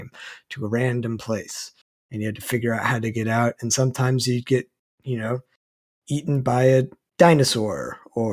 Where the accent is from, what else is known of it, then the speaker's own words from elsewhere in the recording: Texas, United States; we're both from Texas